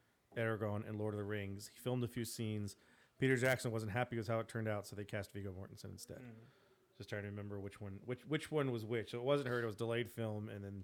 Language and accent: English; Ireland; with that bad Irish accent. I'm Irish.